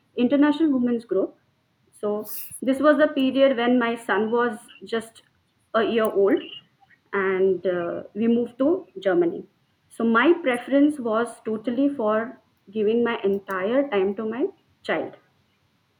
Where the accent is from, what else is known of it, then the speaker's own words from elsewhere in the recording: Pune, Maharashtra, India; English is a second language; moved away as an adult; now in Delhi, India; I'm basically from Pune, Maharashtra, and born and brought up in Maharashtrian family. Till my master's degree, I was living in Pune.